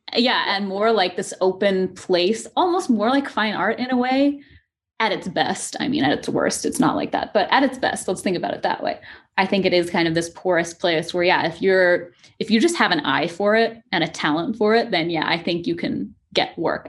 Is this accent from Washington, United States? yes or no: yes; coast of Washington, United States; moved away as an adult; also born or lived in New York; now in Seattle, United States; I kind of grew up, uh, all, all up and down the, the coast of Washington.